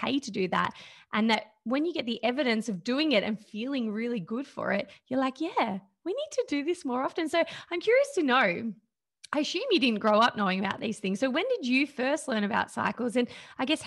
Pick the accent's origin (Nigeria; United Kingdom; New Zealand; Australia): Australia; I think I'm a typical probably woman growing up in Australia right now